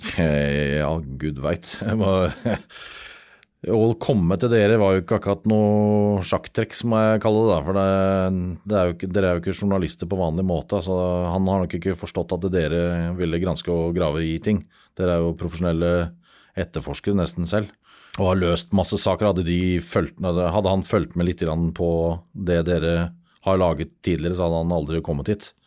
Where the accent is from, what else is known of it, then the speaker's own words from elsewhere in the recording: Norway; Vi er nordmenn